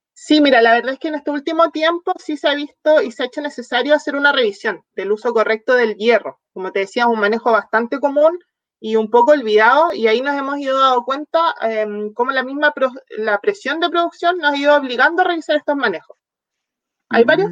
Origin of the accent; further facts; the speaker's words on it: southern Chile, Chile; moved away; also born or lived in near Santiago, Chile; soy del sur de Chile, ahora viviendo ya más cerca de la capital